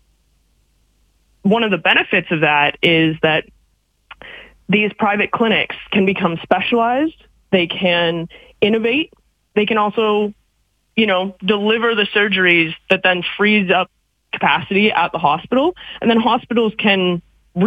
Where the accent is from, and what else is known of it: Canada